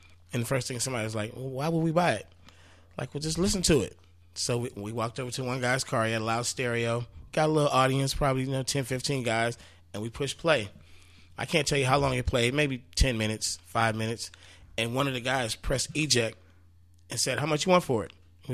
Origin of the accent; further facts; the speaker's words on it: the Bay Area, California, United States; we moved up to the Bay, and that's where I started rapping